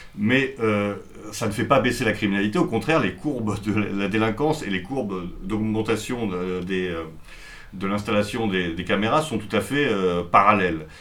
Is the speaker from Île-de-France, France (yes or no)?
yes; Paris, Île-de-France, France; en tant que Parisien